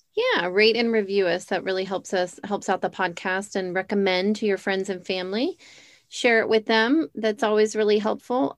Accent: United States; growing up in America

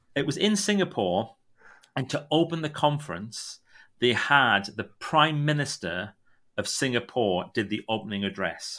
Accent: Northumberland, North East England, United Kingdom; also born or lived in County Durham; I'm really from a place called Northumberland, but nobody knows Northumberland, but you might know a place called Newcastle

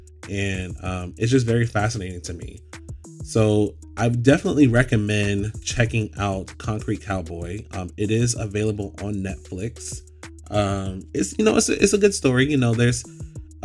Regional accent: Orlando, Florida, United States; I grew up in Orlando, Florida

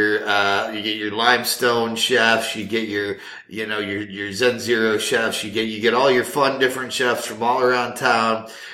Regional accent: United States; We're from Douglas County.

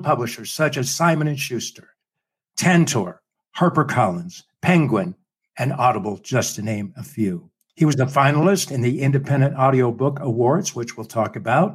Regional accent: Utah, United States; We're both from Utah

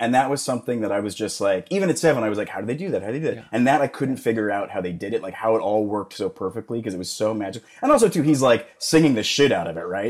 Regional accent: Calgary, Alberta, Canada; moved away as an adult; now in Los Angeles, United States; But Calgary when I was growing up was not, it was like 800,000, like 700,000. It's a totally different city now than it was when I was a kid.

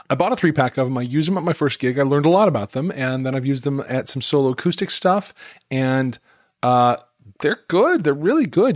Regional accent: Utah, United States; moved away; I grew up in Utah

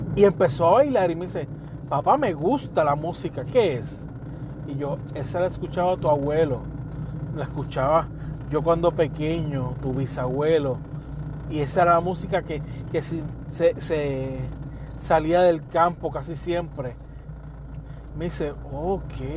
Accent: Puerto Rico; donde quiera que me pare, puedo decir que soy puertorriqueño.

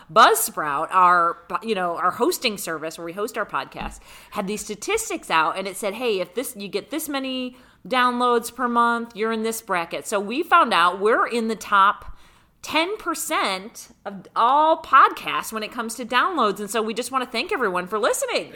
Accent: Rochester, New York, United States; now in Las Vegas, United States; I grew up in Rochester, New York

